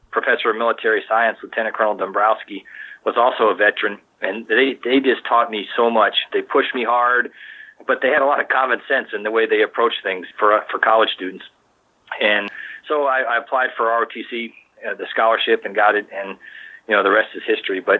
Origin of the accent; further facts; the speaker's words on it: Maryland, United States; I also knew about it because I grew up in Maryland and the church that the uh, school was affiliated with was also, was, was Gettysburg.